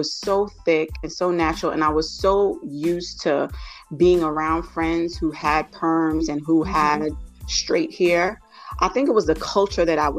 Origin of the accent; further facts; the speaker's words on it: New York City, New York, United States; I am originally from New York City, and my parents are Jamaican, so I'm Jamaican heritage, first generation Jamaican